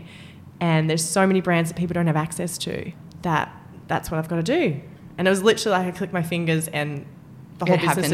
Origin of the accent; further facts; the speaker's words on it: Albury, New South Wales, Australia; moved away; I grew up in Albury